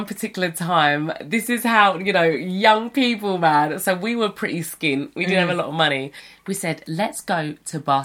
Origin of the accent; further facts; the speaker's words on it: United Kingdom; moved away as an adult; as British kids